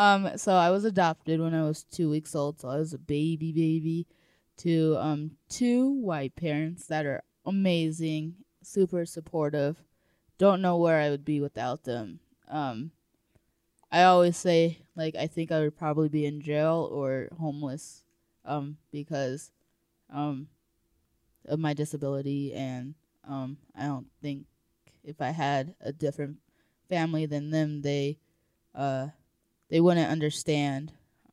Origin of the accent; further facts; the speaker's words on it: Colorado Springs, Colorado, United States; born there; I was born in Colorado Springs, I think.